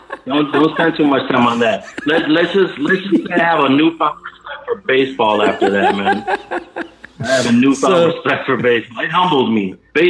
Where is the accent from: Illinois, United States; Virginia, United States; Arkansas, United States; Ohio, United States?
Illinois, United States; Chicago; moved away as an adult; also born or lived in New York / South Florida; now in Aurora, United States; I was born and raised on Chicago, North Side, man. I'm a North Sider.